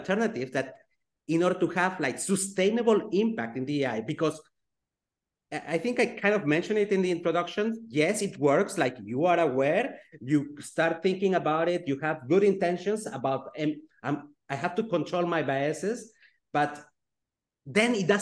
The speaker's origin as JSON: {"language": "English", "region": "Geneva", "country": "Switzerland", "tie": "born or raised there", "said": "I grew up in Geneva, Switzerland"}